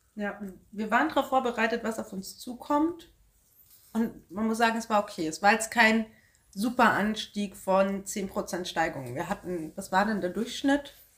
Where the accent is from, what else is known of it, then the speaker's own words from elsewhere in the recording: Bamberg, Bavaria, Germany; wir kommen aus Bamberg, das wäre bis zu unserem nächsten Dorf Hirscheid